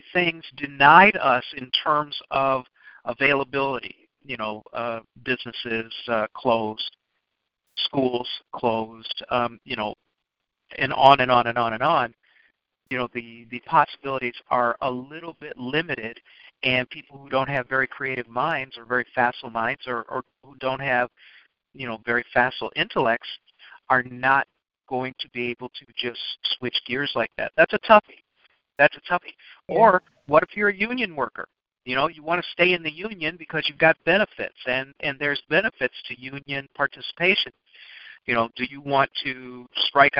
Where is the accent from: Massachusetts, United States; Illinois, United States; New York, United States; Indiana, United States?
Illinois, United States; Chicago; I grew up in Chicago